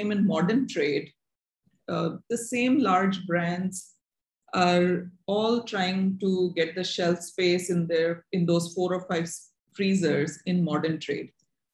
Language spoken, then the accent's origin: English; Ahmedabad, Gujarat, India; I grew up in Ahmedabad